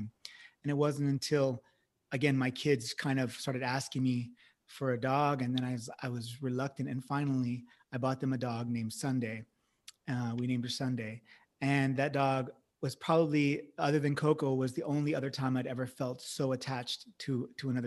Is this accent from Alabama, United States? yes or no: no; Central California, United States; when I was a young boy growing up in the Central California area